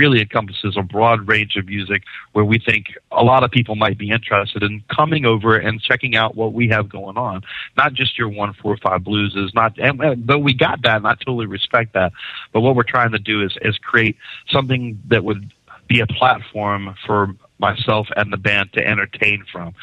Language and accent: English; Savannah, Georgia, United States; moved away as an adult; now in Memphis, United States; I was born and raised in Savannah, Georgia